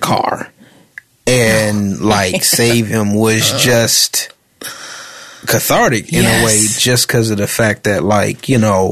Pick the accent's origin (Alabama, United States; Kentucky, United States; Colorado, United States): Alabama, United States; that's where I'm from Alabama